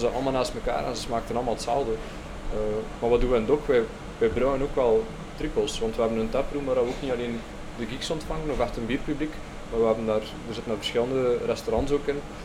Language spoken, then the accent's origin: Dutch; Belgium; voelden wij ons als Belgen eigenlijk wel voorbijgestoken